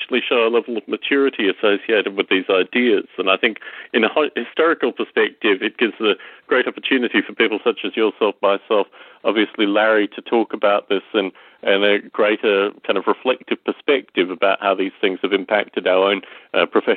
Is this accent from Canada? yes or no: no; Australia; growing up in Australia, John McCormack was a real inspiration to me